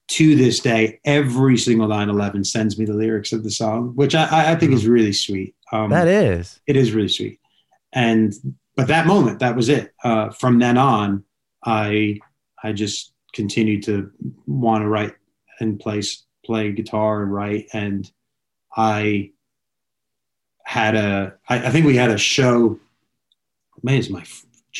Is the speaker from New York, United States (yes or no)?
yes; Long Island, New York, United States; moved away as an adult; also born or lived in Connecticut; now in Los Angeles, United States; I was living away from home and I grew up in New York.